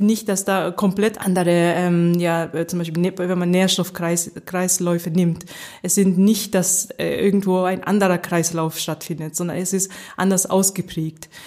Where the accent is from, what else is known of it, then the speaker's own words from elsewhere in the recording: Nagoya, Aichi, Japan; first language German and Japanese (bilingual; mother tongue German, stronger in Japanese); moved away as an adult; also born or lived in Sapporo, Japan / Göttingen, Germany / Tokyo, Japan; now in Germany; ich bin in Nagoya aufgewachsen, das ist in Zentraljapan